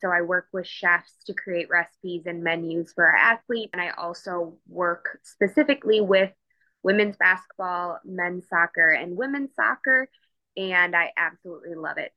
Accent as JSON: {"language": "English", "town": "Milwaukee", "region": "Wisconsin", "country": "United States", "also_born_or_lived": "Fort Worth, Texas", "moved": "as an adult", "said": "I am originally from Milwaukee, Wisconsin"}